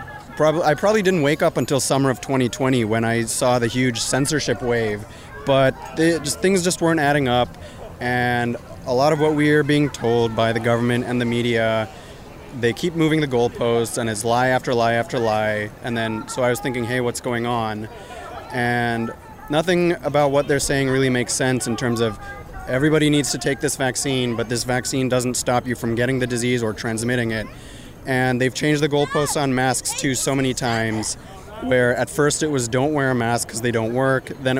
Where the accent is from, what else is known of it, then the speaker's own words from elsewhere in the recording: California, United States; now in Oakland, United States; I'm from the Bay Area and I live in Oakland.